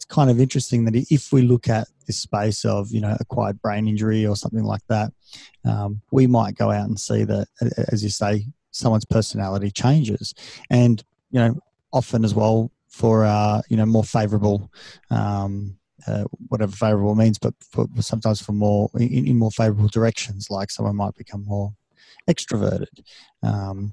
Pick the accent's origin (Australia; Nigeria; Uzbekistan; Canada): Australia; first language Serbian; also born or lived in Serbia; I see myself as being an Australian with, Serbian heritage.